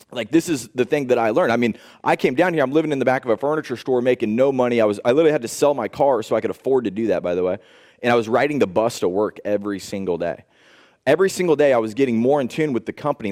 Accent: Indianapolis, Indiana, United States; I grew up in Indianapolis, Indiana, grew up on a farm

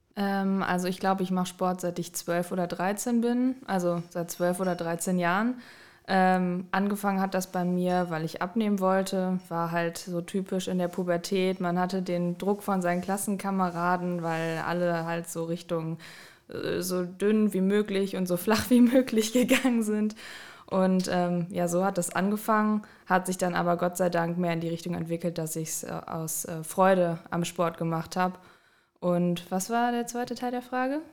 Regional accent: Düsseldorf, North Rhine-Westphalia, Germany; moved away as an adult; ich komme ursprünglich aus Düsseldorf, bin fürs Studium hier hingezogen

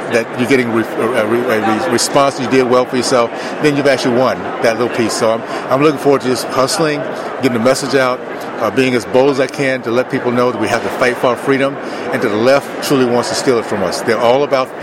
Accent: Deep South, United States; I grew up in the Deep South

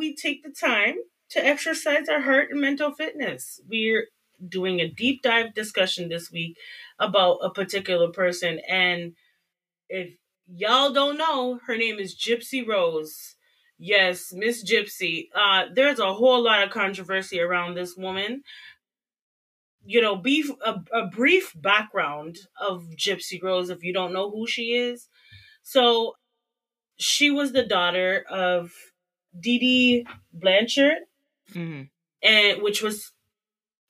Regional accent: Canada; as a Canadian

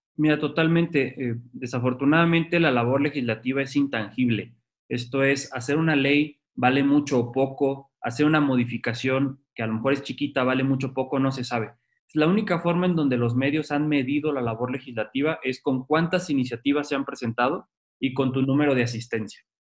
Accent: Tijuana, Baja California, Mexico; moved away as an adult; also born or lived in Mexico City; yo soy tijuanense, me vine a la Ciudad de México a estudiar la licenciatura

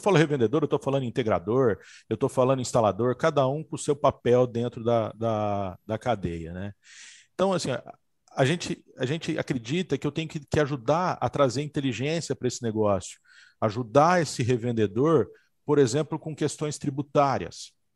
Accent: São José do Rio Preto, São Paulo, Brazil; also born or lived in Santa Catarina; eu sou de Rio Preto, sou de São José do Rio Preto, estava morando em Santa Catarina e acreditei que para o meu negócio, seria muito melhor eu voltar para minhas raízes

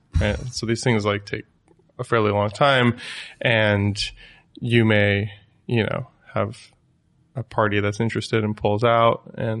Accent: New Jersey, United States; also born or lived in New York; So, yeah, BetaWorks is in New York. I'm from New Jersey.

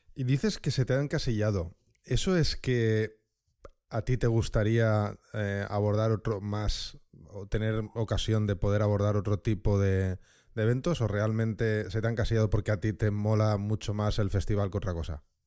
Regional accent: Valencia, Valencian Community, Spain; ahora está en mi tierra, en Valencia

